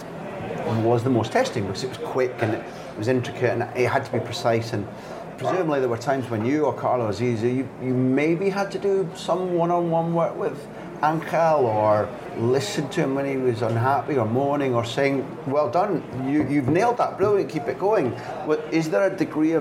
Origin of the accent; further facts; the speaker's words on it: Scotland, United Kingdom; as a Scot